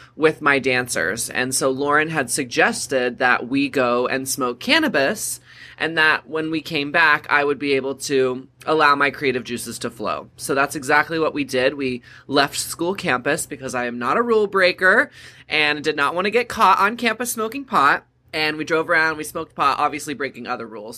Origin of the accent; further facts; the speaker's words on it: Texas, United States; Growing up in Texas, there was a lot of stigma around cannabis